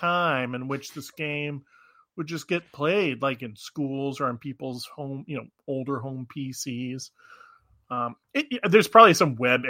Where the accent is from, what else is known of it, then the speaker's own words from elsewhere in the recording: Alaska, United States; See, what's funny is growing up in Alaska actually pumped a huge amount.